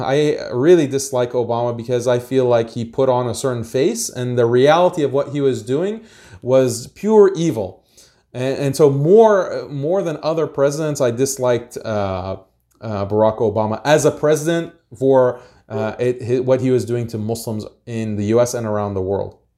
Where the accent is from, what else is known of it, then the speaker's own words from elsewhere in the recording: United States; I was born in America, so I'm American